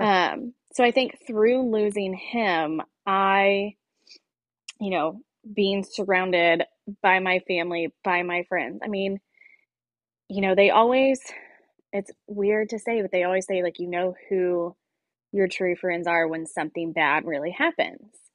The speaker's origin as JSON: {"language": "English", "town": "Greenwood", "region": "Indiana", "country": "United States", "tie": "born or raised there", "also_born_or_lived": "Bloomington, Indiana", "said": "born and raised in Center Grove in the Greenwood area"}